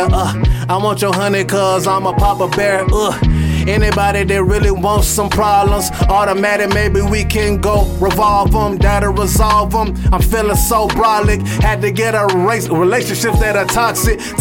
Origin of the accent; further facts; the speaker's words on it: North Carolina, United States; also born or lived in Atlanta, Georgia; From the dirty south, I'm from North Carolina. But I'm deep in Atlanta